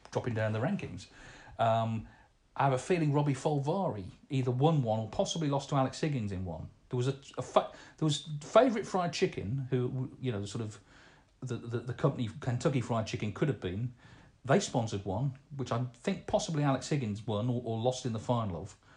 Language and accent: English; Portsmouth, South East England, United Kingdom; I'm also a big football fan, being born and bred in Portsmouth. They are my team.